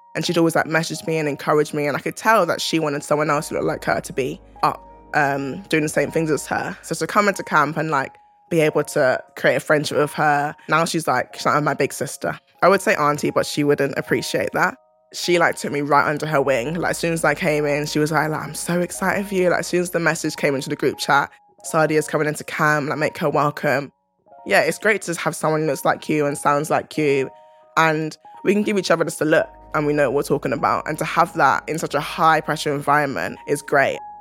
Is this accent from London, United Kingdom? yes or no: yes; London, United Kingdom; I loved growing up in South London.